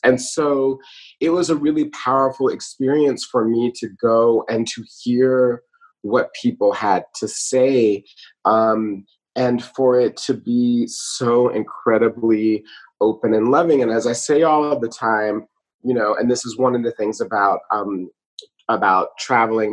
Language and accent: English; Atlanta, Georgia, United States; also born or lived in Brooklyn, New York; now in New York, United States; I grew up in Atlanta, Georgia, but am a New Yorker. I live in Brooklyn